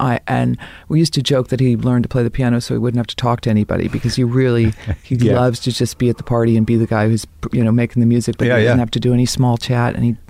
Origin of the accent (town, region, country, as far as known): Dayton, Ohio, United States; born or raised there; also born or lived in Boston, Massachusetts / Cincinnati, Ohio